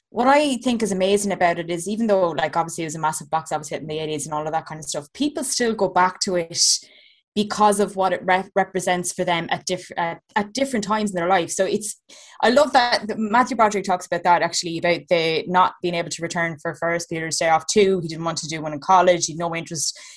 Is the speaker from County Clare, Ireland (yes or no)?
yes; County Clare, Ireland; now in Dublin, Ireland; I am Dublin, but I grew up in Clare in the back arse of nowhere